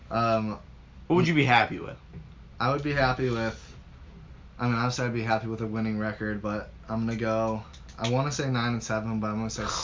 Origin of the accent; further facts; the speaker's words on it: Cleveland, Ohio, United States; Growing up in Cleveland